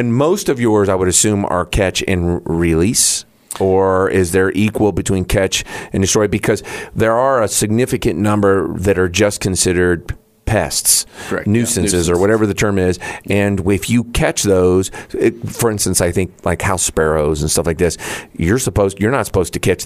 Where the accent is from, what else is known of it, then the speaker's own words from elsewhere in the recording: San Antonio, Texas, United States; moved away; I grew up in San Antonio